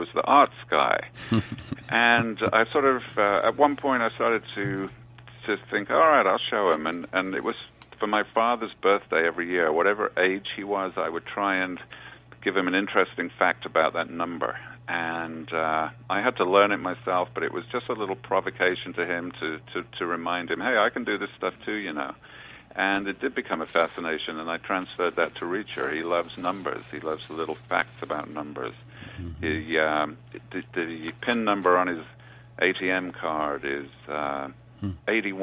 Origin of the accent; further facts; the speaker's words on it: England, United Kingdom; moved away as an adult; now in New York, United States; I was born in England.